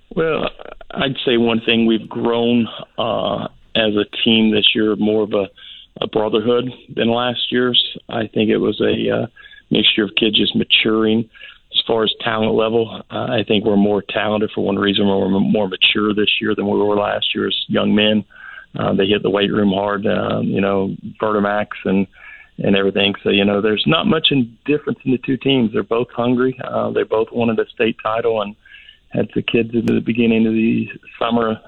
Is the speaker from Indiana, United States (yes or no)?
yes; Indianapolis, Indiana, United States; moved away as an adult; now in Florida, United States; I'm from Indiana originally. Played high school and college basketball in in, in, in uh, Indianapolis, Indiana.